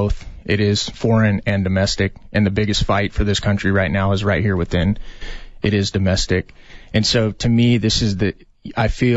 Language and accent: English; Yuma, Arizona, United States; also born or lived in Tucson, Arizona; I was actually born and raised in Arizona, born in Tucson, but raised in Yuma of all places, and grew up there